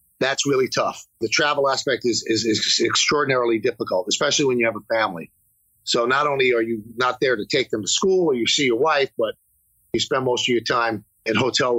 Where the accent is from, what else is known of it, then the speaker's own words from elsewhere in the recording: New York City, New York, United States; I'm a kid from the South Bronx